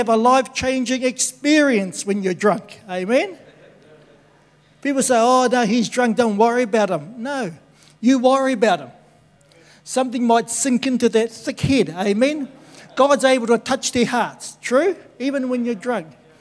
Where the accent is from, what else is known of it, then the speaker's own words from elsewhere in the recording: Tokoroa, Waikato, New Zealand; born and bred in Tokoroa